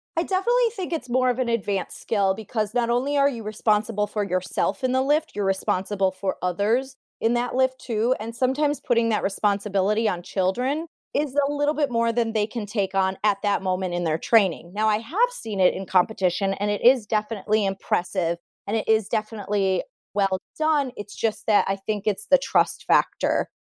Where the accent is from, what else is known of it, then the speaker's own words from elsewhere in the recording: Sterling Heights, Michigan, United States; I am from Sterling Heights, Michigan. That's where I grew up and trained